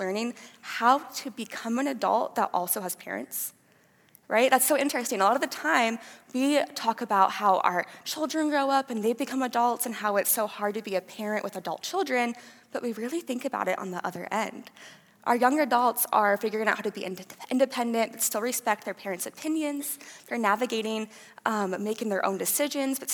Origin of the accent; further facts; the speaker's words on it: Fort Dodge, Iowa, United States; moved away as an adult; now in Cedar Falls, United States; I am originally from Fort Dodge, Iowa. I grew up there with my mom and dad